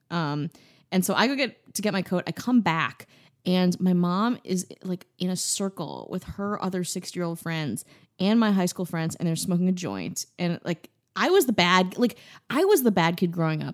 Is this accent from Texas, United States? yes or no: no; Wisconsin, United States; I'm from Wisconsin